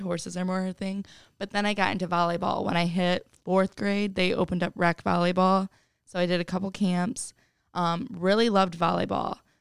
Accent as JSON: {"language": "English", "town": "Oregon", "region": "Ohio", "country": "United States", "said": "I'm from Oregon, Ohio, which is right outside of Toledo. I actually lived at home all four years of college"}